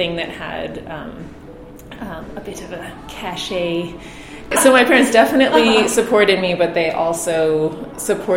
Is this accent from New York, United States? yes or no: yes; New York, United States; I grew up in New York